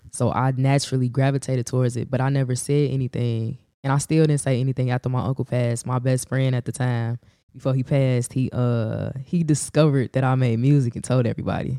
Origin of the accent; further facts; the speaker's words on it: Chicago, Illinois, United States; also born or lived in Gary, Indiana; I was raised on the South Side